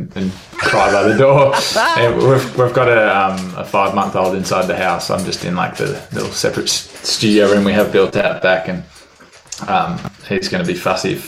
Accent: Perth, Western Australia, Australia; also born or lived in Melbourne / Netherlands; Then moved back to Perth, moved a bit for my dad's work and then kind of settled in Perth, and I was maybe 8

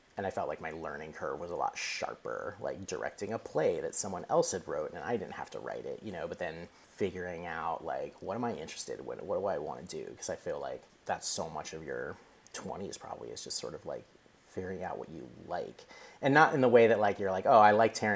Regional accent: San Francisco Bay Area, California, United States; moved away as an adult; also born or lived in New York; now in Brooklyn, United States; I'm from Southern California originally. Spent most of my growing up years in the San Francisco Bay Area

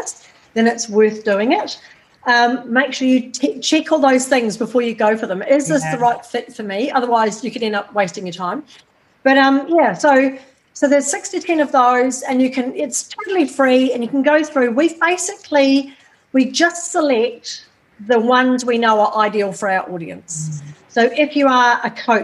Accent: New Zealand; moved away as an adult; now in Australia; I'm never going to stop being a Kiwi

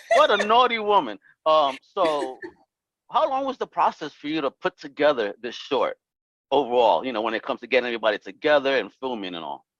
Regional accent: New York City, New York, United States; from Brooklyn

